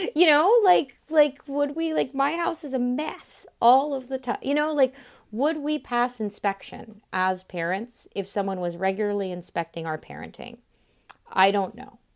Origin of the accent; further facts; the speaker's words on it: Florida, United States; I'm from Florida